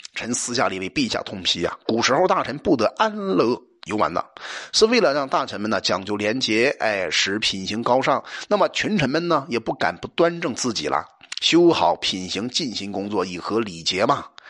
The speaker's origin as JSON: {"language": "Chinese", "country": "China", "said": "我们中国人"}